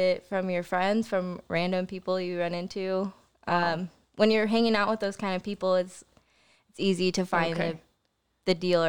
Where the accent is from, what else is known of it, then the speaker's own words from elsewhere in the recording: Joplin, Missouri, United States; born there; Well, I was born in Joplin, Missouri.